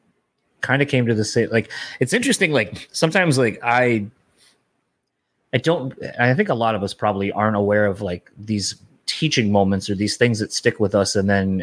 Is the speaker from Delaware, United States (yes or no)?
yes; Delaware, United States; now in Michigan, United States; because I grew up in Delaware originally and I live here in Michigan, so when family back home dies